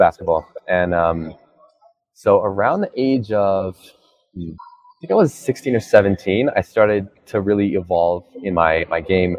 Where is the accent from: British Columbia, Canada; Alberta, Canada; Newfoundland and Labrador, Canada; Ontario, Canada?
Alberta, Canada; I am from Canada. I'm from Alberta, Canada